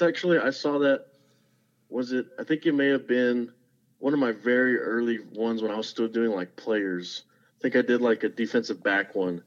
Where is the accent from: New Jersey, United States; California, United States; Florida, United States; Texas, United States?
Texas, United States; Zapata; moved away as an adult; now in Alamo, United States; I'm originally from Zapata, Texas